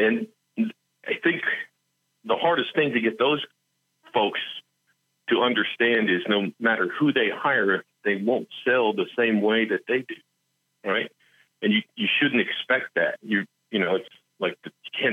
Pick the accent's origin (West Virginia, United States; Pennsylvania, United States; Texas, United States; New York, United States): West Virginia, United States; I'm from West Virginia